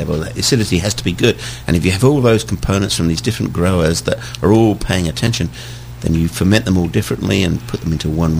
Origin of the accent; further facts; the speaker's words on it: England, United Kingdom; moved away as an adult; now in Sonoma County, United States; I grew up in England.